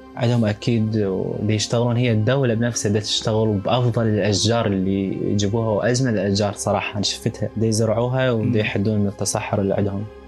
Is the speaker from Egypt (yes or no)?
no; Iraq; إحنا كعراقيين وكحضاراتنا